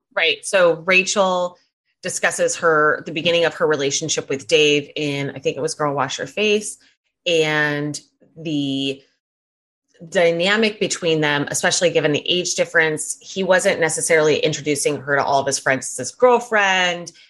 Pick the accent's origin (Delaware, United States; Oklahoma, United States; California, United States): California, United States; I'm from California